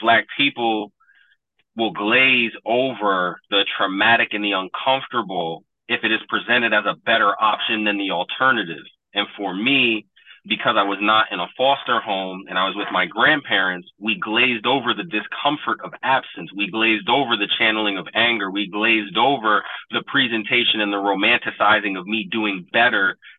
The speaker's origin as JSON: {"language": "English", "town": "Troy", "region": "New York", "country": "United States", "tie": "born or raised there", "said": "When I grew up in Troy"}